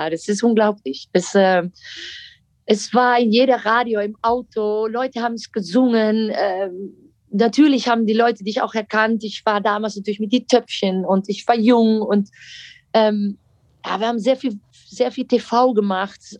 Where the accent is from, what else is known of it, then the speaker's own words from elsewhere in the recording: Netherlands; German is a second language; moved away; Ihr seid doch Deutsch, ich nicht.